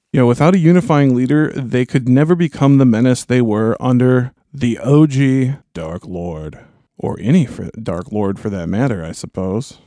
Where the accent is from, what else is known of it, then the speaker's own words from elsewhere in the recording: Minneapolis–Saint Paul, Minnesota, United States; We're from the, we're from the Twin Cities